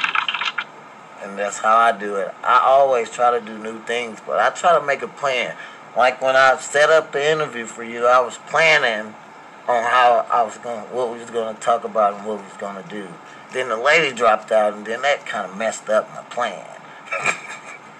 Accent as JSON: {"language": "English", "town": "East St. Louis", "region": "Illinois", "country": "United States", "tie": "born or raised there", "also_born_or_lived": "Washington", "moved": "as an adult", "lives_now": "Missouri, United States", "said": "I grew up in East St. Louis, Illinois"}